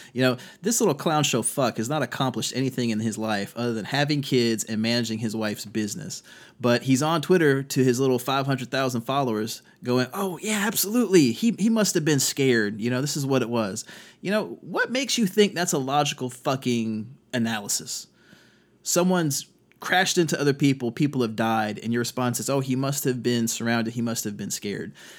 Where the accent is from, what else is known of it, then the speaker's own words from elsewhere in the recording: Virginia Beach, Virginia, United States; moved away; also born or lived in Fredericksburg, Virginia / North Carolina; I grew up in Virginia Beach.